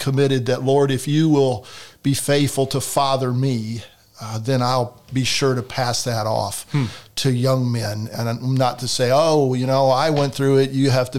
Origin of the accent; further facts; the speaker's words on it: Fredericksburg, Virginia, United States; moved away; also born or lived in Richmond, Indiana; I grew up in Virginia. Fredericksburg, Virginia was most of my childhood life.